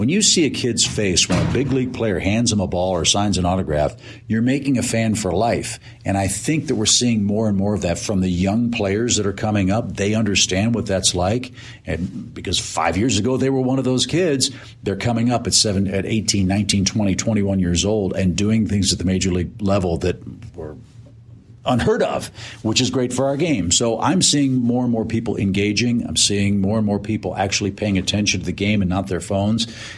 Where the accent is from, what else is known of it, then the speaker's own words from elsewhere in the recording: St. Louis, Missouri, United States; You know, I'm 58, and I grew up in St. Louis and went there all the way through high school. I never went to an opening day as a kid, ever.